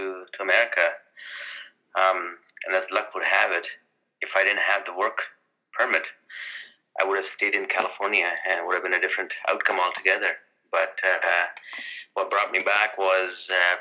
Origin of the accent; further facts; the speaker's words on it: India; now in Canada; I'm Indian